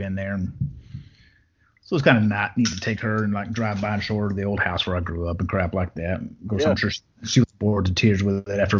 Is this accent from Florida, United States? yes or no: no; Brownfield, Texas, United States; moved away; also born or lived in Levelland, Texas; Brownfield, what I claim is my hometown, is a really good place to be from.